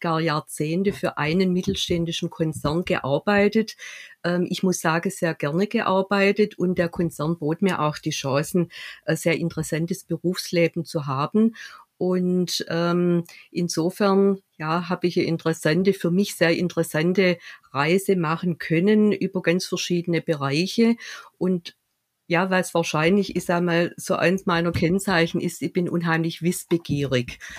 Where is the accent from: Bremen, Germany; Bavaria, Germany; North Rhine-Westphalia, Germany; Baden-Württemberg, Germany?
Baden-Württemberg, Germany; Stuttgart; aus Stuttgart